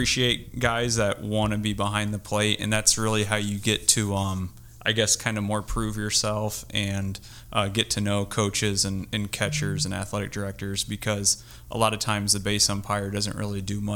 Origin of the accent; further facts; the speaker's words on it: South Bend, Indiana, United States; I'm from South Bend. I played for Chip O'Neill at Clay High School, South Bend